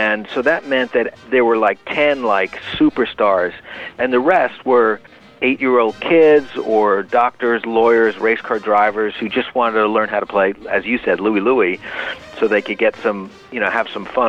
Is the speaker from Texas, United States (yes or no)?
no; New York, United States; moved away as an adult; also born or lived in Berkeley, California; I was just a high school kid growing up in New York